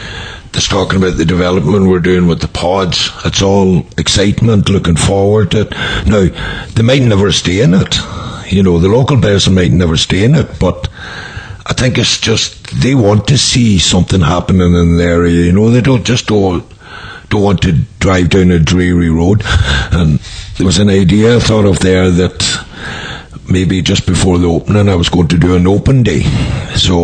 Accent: Burtonport, County Donegal, Ireland; also born or lived in Scotland; I came here when I was 10 years of age

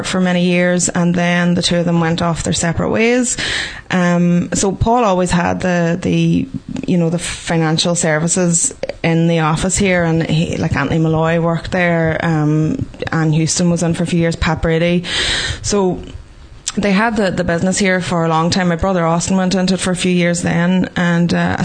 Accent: Ireland; As Irish people

